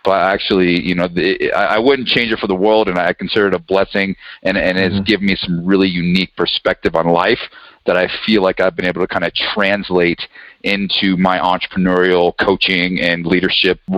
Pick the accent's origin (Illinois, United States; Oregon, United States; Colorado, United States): Colorado, United States; also born or lived in New Mexico; so I've been blessed with the opportunity to grow up in, in Colorado.